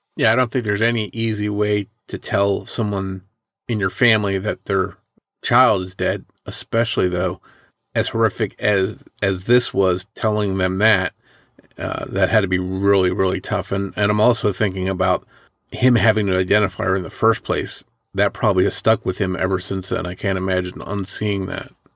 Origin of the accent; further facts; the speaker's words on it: southern New Jersey, United States; my hometown in southern New Jersey